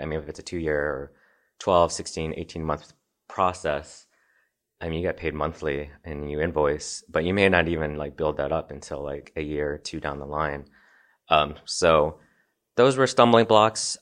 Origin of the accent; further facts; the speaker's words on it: Nashville, Illinois, United States; moved away as an adult; also born or lived in Chicago, Illinois / Evanston, Illinois; now in Colorado, United States; I grew up in Southern Illinois, just outside of Saint Louis on the east side of the Mississippi. Um, so I lived in rural Illinois. It's about three thousand people in my hometown. Grew up in Nashville, Illinois